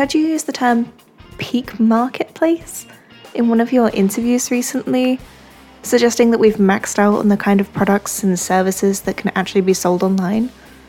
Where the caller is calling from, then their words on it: London, United Kingdom; I'm calling from London.